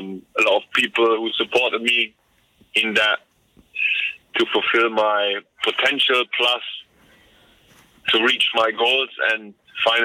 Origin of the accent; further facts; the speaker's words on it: Hanover, Lower Saxony, Germany; moved away as an adult; now in London, United Kingdom; in my hometown.